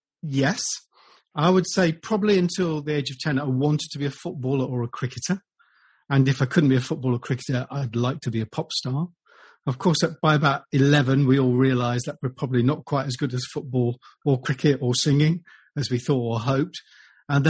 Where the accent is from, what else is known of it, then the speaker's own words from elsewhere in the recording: Derby, East Midlands, United Kingdom; I was born in Derby and I lived in Derbyshire